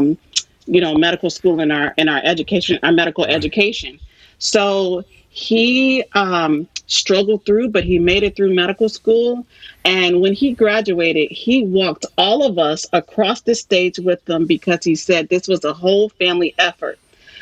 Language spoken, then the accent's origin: English; Saginaw, Michigan, United States; I grew up here in Saginaw, Michigan